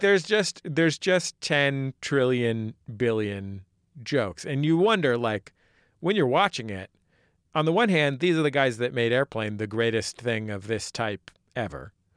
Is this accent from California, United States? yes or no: yes; San Francisco, California, United States; moved away; a native San Franciscan myself